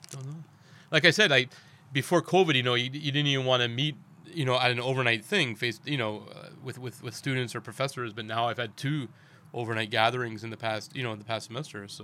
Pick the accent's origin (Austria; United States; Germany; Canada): Canada; now in Daejeon, South Korea; we're both from Canada.